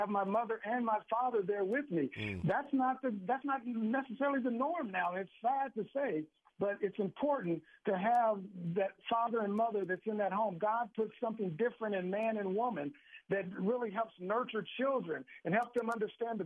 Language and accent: English; Oklahoma, United States; I grew up in Oklahoma